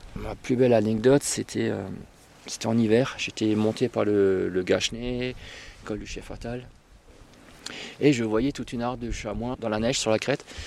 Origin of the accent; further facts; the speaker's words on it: Northern Vosges, Grand Est, France; moved away as an adult; now in Munster valley, France; je suis originaire des Vosges du Nord, donc de Nina des bains